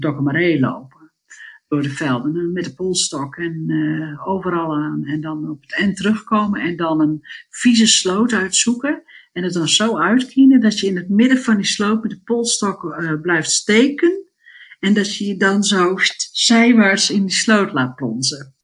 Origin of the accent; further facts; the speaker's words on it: Stiens, Friesland, Netherlands; now in Australia; zeker toen wij in Stiens woonden, vanaf mijn negende